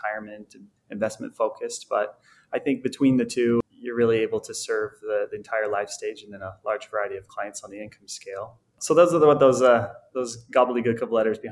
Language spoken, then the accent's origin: English; a suburb outside Salt Lake City, Utah, United States; also born or lived in Logan, Utah; I grew up in a suburb outside the Salt Lake City area here in Utah